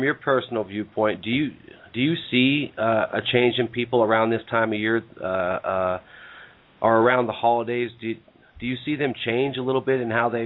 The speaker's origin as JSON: {"language": "English", "town": "Reno", "region": "Nevada", "country": "United States", "said": "we're from the United States here. I'm from Reno"}